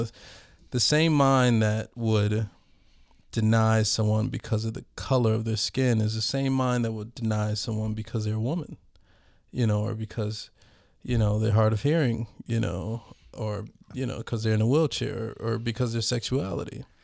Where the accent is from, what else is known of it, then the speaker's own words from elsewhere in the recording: Minneapolis, Minnesota, United States; I'm from North Minneapolis